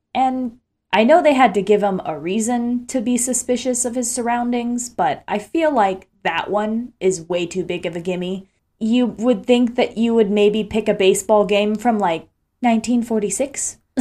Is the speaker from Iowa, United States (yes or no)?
no; Ocala, Florida, United States; here in my hometown of Ocala, Florida